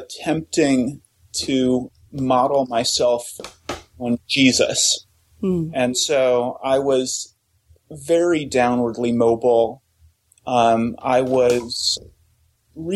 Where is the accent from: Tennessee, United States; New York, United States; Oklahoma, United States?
Oklahoma, United States; I grew up in Oklahoma